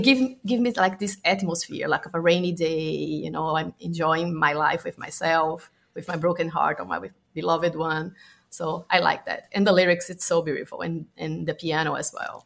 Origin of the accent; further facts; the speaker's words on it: Brazil; a kid in my hometown because I'm from Brazil